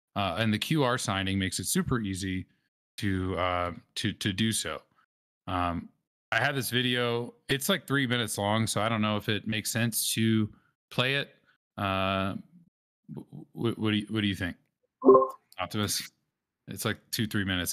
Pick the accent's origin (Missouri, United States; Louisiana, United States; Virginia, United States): Louisiana, United States; New Orleans; I grew up in New Orleans